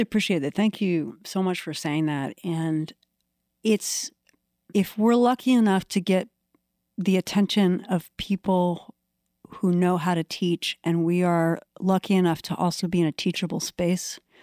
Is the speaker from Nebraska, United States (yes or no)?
no; Washington, D.C. area, Maryland, United States; moved away as an adult; also born or lived in Maine; now in Portland, Maine, United States; I grew up around Washington, D C